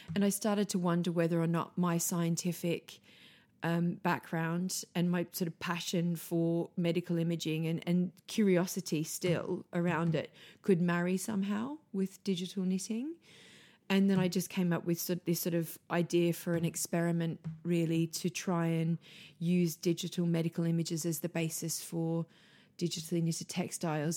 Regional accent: Australia; moved away as an adult; now in London, United Kingdom; I grew up on a farm, um, in, in rural Australia, um, a wool farm, actually.

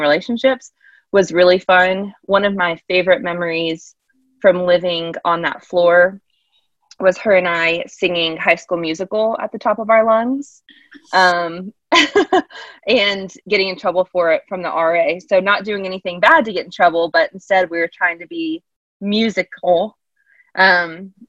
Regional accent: Charlotte, North Carolina, United States; I am originally from the Charlotte area

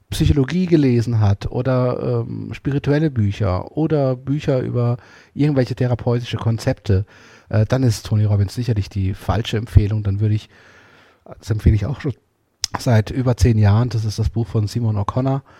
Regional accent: Portugal; German is a second language; vor allen Dingen auch mit meinem Bild von der Religion und auch gerade auch als Portugiese von der katholischen Kirche

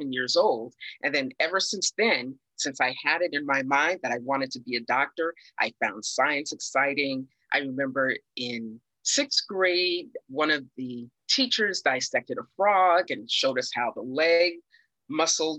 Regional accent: Washington, District of Columbia, United States; I grew up in Washington, D.C.

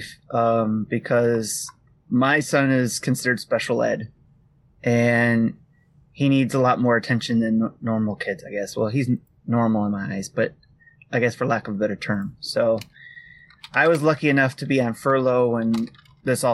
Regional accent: Detroit, Michigan, United States; I come from Detroit Public Schools

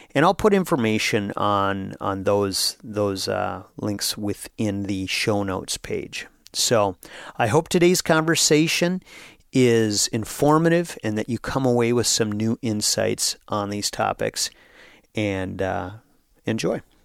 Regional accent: Brainerd, Minnesota, United States; my hometown of Brainerd, Minnesota

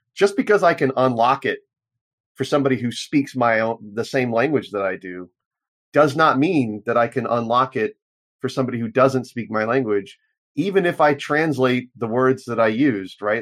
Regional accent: United States; as an American

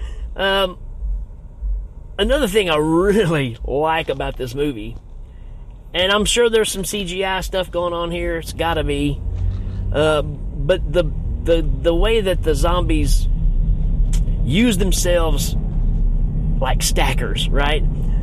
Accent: United States; I'm speaking from America

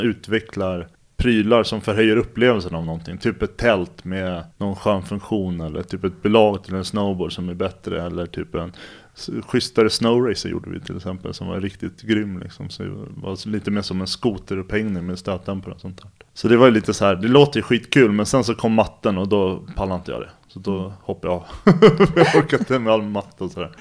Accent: Stockholm, Stockholm County, Sweden; Jag är uppvuxen i Bromma, ligger i Stockholm.

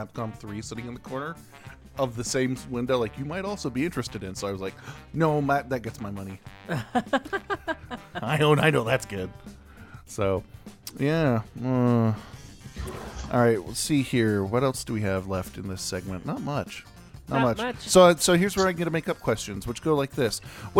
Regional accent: New York, United States; It's an old Australian game, I'm from New York, not Australia, that I used to play on my GameCube.

